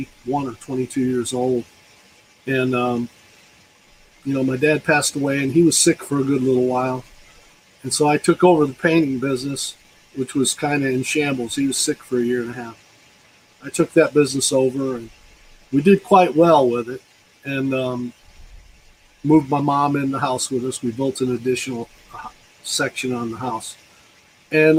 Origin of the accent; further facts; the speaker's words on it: Rockledge, Florida, United States; also born or lived in upstate New York; I was raised here in Brevard County at Rockledge. Went to Rockledge Elementary, then Hans Christian Andersen. Went through the whole school system in Rockledge. I moved here from upstate New York. I got here when I was around 8 years old.